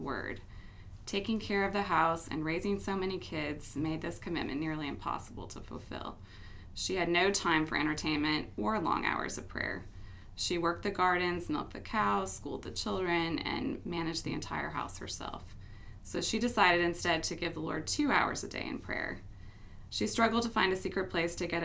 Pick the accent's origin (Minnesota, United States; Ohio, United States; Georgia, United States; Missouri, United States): Ohio, United States; Mansfield; I grew up in Mansfield, Ohio, and I was the second of five children